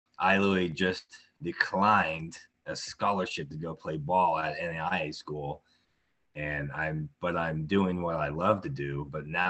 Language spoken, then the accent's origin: English; Tonganoxie, Kansas, United States; I grew up in Tonganoxie, Kansas, and been here my whole life